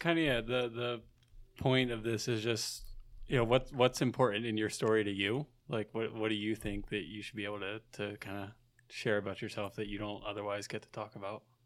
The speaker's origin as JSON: {"language": "English", "region": "New Jersey", "country": "United States", "said": "being from South Jersey"}